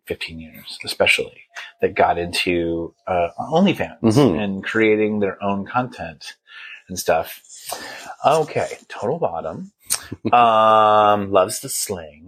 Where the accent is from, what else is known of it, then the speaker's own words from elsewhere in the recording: Flagstaff, Arizona, United States; also born or lived in Palm Springs; I'm from Flagstaff, Arizona, and I toggle month to month back and forth between here and there.